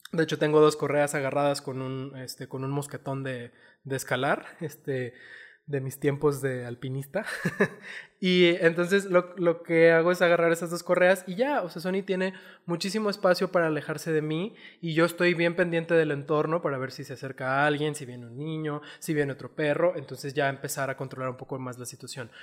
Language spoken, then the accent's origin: Spanish; Chihuahua, Mexico; now in Zapopan, Mexico; yo vengo de Chihuahua